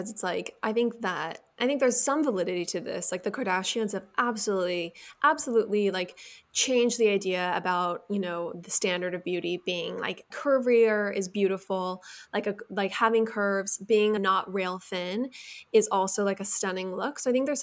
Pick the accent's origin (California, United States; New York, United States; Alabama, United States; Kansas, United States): California, United States; Like we grew up in Orange County, so we're like definitely pro getting the your like areas that might bother you like taken care of.